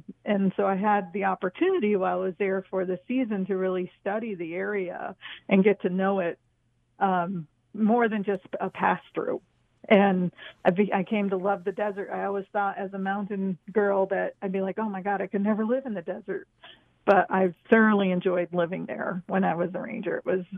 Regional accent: East Coast, United States; since I'm from the East Coast and the desert was a foreign environment to me

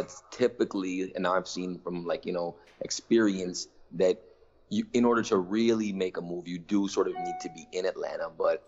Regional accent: Toronto, Ontario, Canada; I'm a rapper from Toronto.

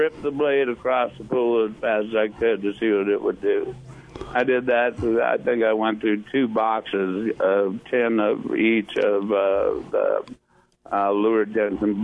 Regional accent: Puget Sound, Washington, United States; moved away; also born or lived in San Diego; growing up on Puget Sound and the West Coast as a kid, fishing for salmon and trout

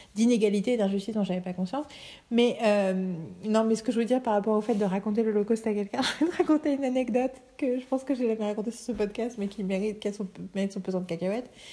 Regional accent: France; also born or lived in Germany / Paris; Je suis française

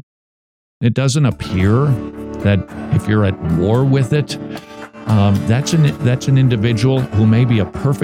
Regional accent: Minnesota, United States; I come from Minnesota, not California.

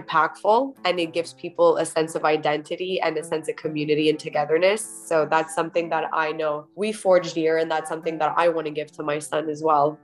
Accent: Montreal, Quebec, Canada; from Montreal, wherever you find yourself already being a Canadian

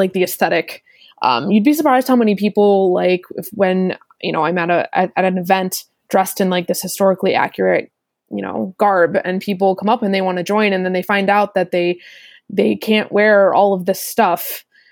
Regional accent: United States; I am from the States

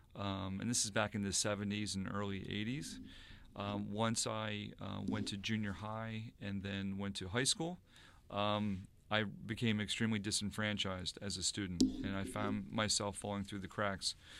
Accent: Sayville, New York, United States; from Sable, New York. Uh, lived in Sable for quite some time, grew up there

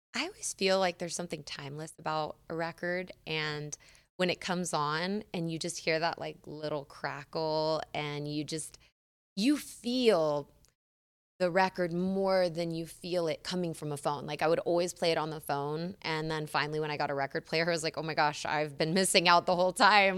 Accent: San Diego, California, United States; moved away; I'm from San Diego, uh, California

